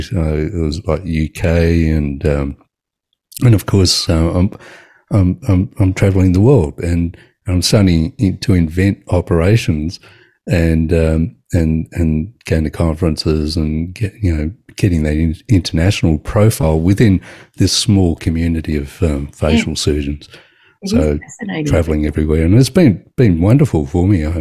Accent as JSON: {"language": "English", "town": "Sydney", "region": "New South Wales", "country": "Australia", "tie": "born or raised there", "said": "So I was born in Surrey Hills. My practice is in Surrey Hills. I went to school in Surrey Hills."}